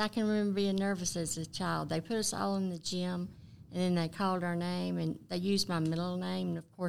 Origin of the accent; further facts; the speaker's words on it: Georgia, United States; Okay, I was born and raised in Forsyth County, so, and I was one of the seventh grade class when the Otwell actually opened for the first time.